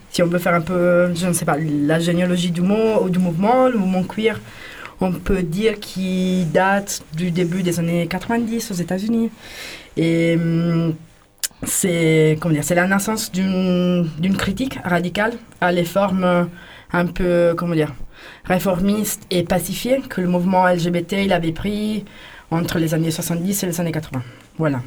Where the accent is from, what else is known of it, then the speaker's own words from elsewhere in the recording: Italy; French is a second language; moved away as an adult; now in France; je viens d'Italie